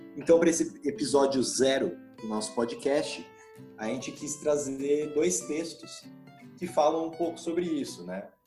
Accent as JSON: {"language": "Portuguese", "region": "interior of São Paulo", "country": "Brazil", "tie": "born or raised there", "lives_now": "Ribeirão Preto, Brazil", "said": "nasci no interior de São Paulo"}